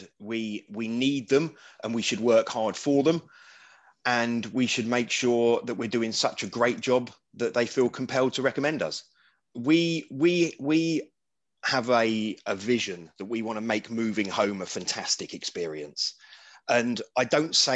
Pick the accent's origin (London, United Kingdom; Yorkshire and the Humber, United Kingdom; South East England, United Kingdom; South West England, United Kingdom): South East England, United Kingdom; Wokingham; my hometown of Wokingham in Berkshire